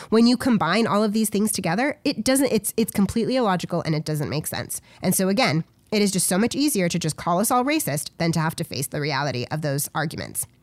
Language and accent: English; United States; an average American citizen